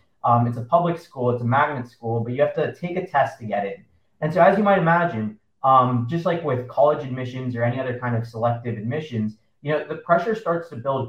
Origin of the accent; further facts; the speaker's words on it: United States; I'm actually not from India. My grandparents are Indian. Right. My parents are immigrants to the States. And so I grew up in the States.